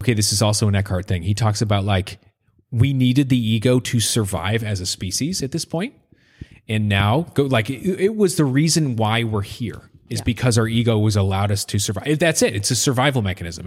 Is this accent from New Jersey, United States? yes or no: no; Maine, United States; moved away; I'm from Maine